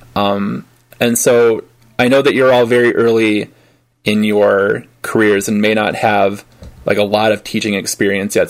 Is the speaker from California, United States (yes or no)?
no; Detroit, Michigan, United States; I grew up I grew up outside of Detroit